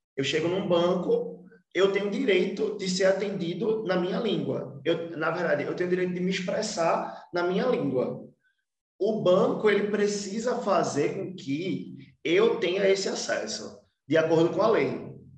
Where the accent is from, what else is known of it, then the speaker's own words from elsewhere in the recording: Olinda, Pernambuco, Brazil; also born or lived in Recife; Eu vim da, da cidade de Olinda, nasci em Recife, mas fui criado em Olinda